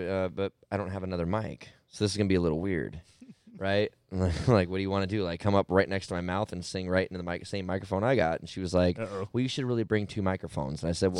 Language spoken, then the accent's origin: English; Arizona, United States; I've lived here my whole life.